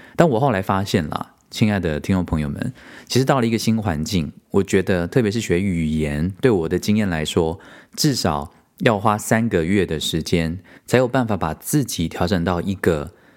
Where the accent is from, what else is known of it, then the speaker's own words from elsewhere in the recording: Taiwan; moved away as an adult; also born or lived in United States; now in Germany; 我为什么要离开台湾这个舒适圈到这里